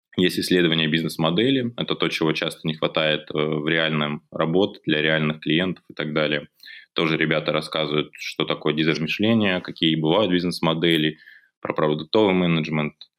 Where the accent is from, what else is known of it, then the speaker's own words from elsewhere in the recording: Belgorod, Belgorod Oblast, Russia; вернулись обратно, а, в наш регион, из Белгорода